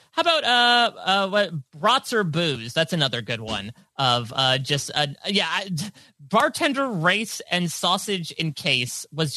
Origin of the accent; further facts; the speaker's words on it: New Jersey, United States; We're both from New Jersey. There's an indoor skydiving place right around the corner from me